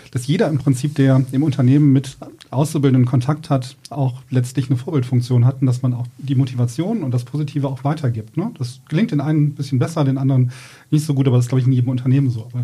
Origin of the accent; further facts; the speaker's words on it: Rhineland, Germany; ich bin ja zugezogen ins Ruhrgebiet. Ich komme ja so aus dem Rheinland und habe dann irgendwie festgestellt, dass der Ruhrgebietler ja, nicht gerne reist.